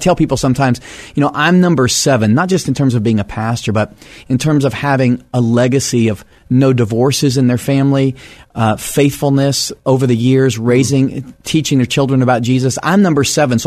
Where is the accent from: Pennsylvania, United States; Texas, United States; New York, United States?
Texas, United States; also born or lived in Fort Worth, Texas / Nashville, Tennessee / Dallas, Texas; now in San Antonio, United States; I'm a Texas native